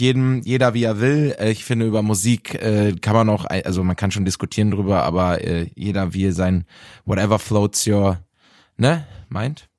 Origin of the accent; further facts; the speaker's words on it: Bielefeld, North Rhine-Westphalia, Germany; in Bielefeld in meiner Heimatstadt